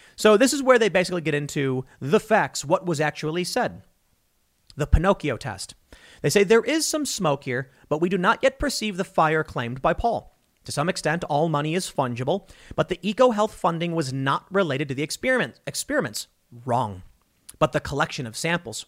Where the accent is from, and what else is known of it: United States